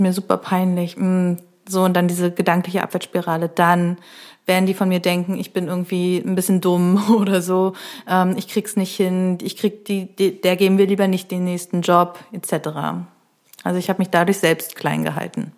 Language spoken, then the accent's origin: German; Neustrelitz, Mecklenburg-Vorpommern, Germany; now in Berlin, Germany; ich komme ja aus Neustrelitz